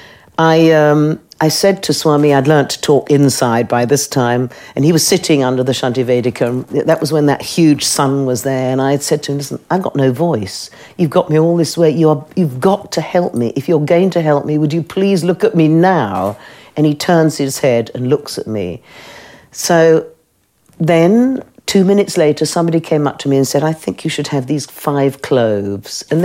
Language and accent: English; United Kingdom; I'm British